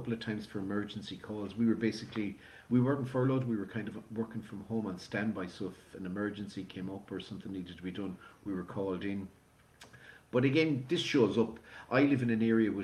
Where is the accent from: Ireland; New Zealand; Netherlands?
Ireland; Galway, Connacht; we spent the first few years growing up there in the city centre